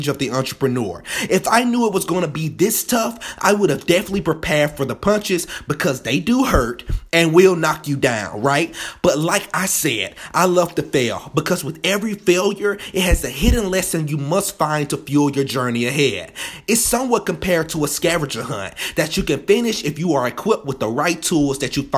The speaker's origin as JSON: {"language": "English", "town": "Birmingham", "region": "Alabama", "country": "United States", "tie": "born or raised there", "said": "I'm from Birmingham, Alabama, freshly born and raised"}